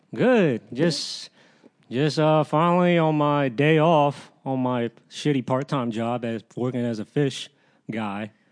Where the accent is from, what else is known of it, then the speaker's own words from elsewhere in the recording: Fairfax, Virginia, United States; I grew up, I grew up around Northern Virgi, Northern Virginia, Fairfax, all my life